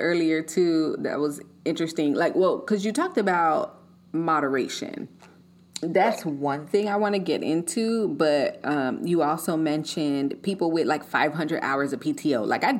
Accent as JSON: {"language": "English", "region": "Colorado", "country": "United States", "tie": "born or raised there", "also_born_or_lived": "California", "said": "Like growing up in Colorado, seeing the mountains, the snow, it's cold and all of this."}